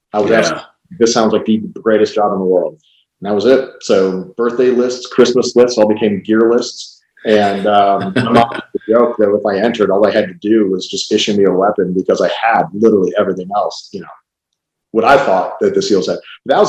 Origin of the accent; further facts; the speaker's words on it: Cleveland, Ohio, United States; So when I was 12, growing up in Cleveland, Ohio, my dad, my brother, we always went to the Cleveland Air Show.